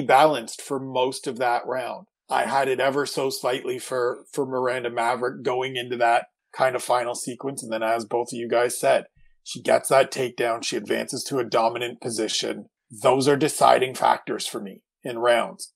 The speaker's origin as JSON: {"language": "English", "region": "Eastern Time Zone", "country": "United States", "tie": "born or raised there", "moved": "yes", "lives_now": "West Coast, United States", "said": "I grew up in the Eastern Time Zone"}